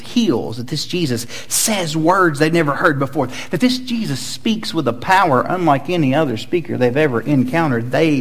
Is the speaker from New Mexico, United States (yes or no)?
no; Chattanooga, Tennessee, United States; I grew up in Chattanooga, Tennessee, home of the Chattanooga Lookouts.